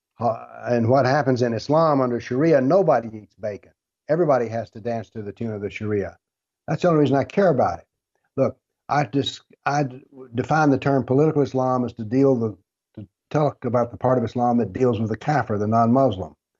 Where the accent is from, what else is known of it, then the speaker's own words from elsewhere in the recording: the South, United States; I'm from the South, and we have a saying down here